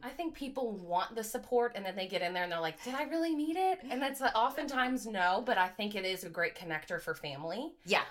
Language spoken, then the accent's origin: English; Grass Valley, California, United States; moved away as an adult; now in Louisville, United States; I was born and raised in Grass Valley, California.